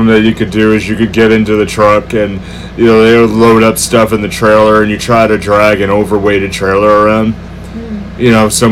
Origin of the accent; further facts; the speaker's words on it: Massachusetts, United States; we're from the Massachusetts area